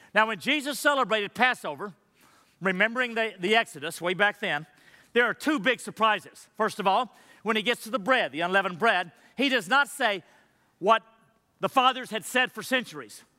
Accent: Madisonville, Texas, United States; growing up in Massville, Texas, there weren't a lot of Jewish people around me. It's a little dinky town. where Buc-ee's is today

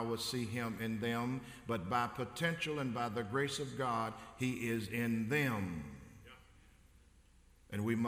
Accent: Covington, Tennessee, United States; growing up in West Tennessee in Covington, Tennessee, 36 miles north of Memphis

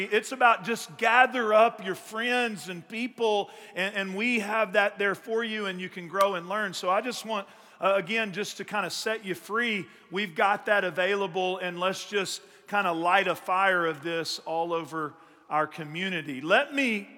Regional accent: East Texas, United States; I grew up in East Texas

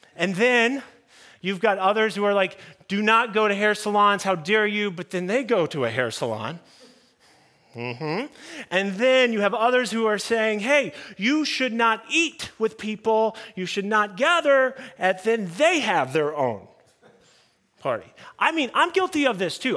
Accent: United States; I'm talking American culture

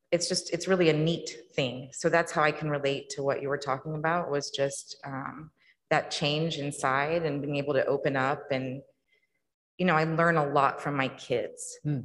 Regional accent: Missouri, United States; growing up in Missouri

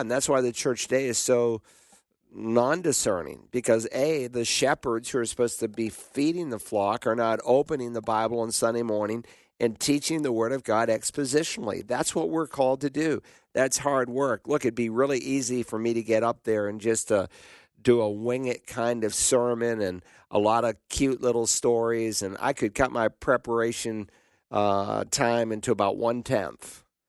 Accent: the South, Southern United States, United States; accent: Southern; in Southern English, we'd say "you all,"

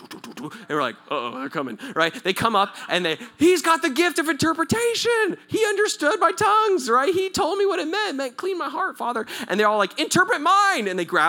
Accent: Southern California, United States; I'm from Southern California. I speak Spanish. Kind of, not really

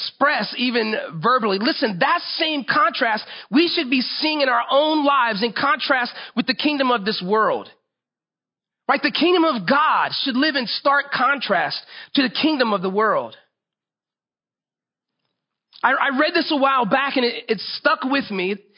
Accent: Florida, United States; I grew up in Florida.

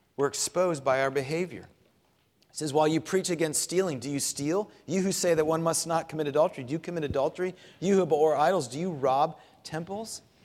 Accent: Clearwater, Florida, United States; moved away; growing up in Florida

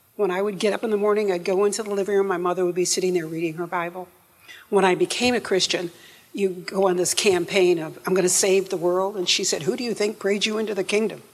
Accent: upstate New York, United States; now in Memphis, United States; I'm from upstate New York

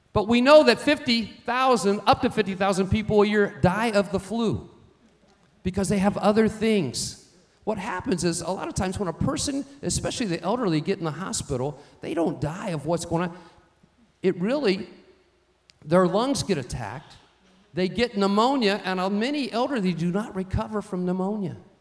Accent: United States; I'm an American

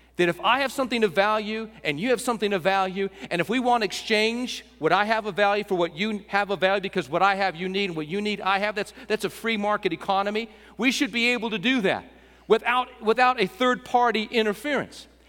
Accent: West Texas, United States; We're from West Texas

